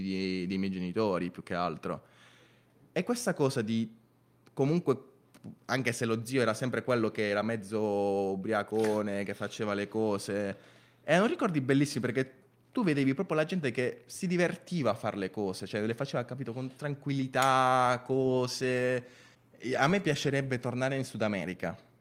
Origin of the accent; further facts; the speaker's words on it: Venezuela; now in Bari, Italy; sono nato in Venezuela e mi sono trasferito in Italia eh, ormai 11 anni fa